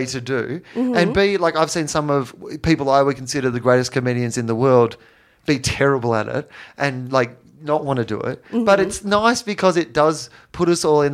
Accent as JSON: {"language": "English", "country": "Australia", "said": "I'm from Australia"}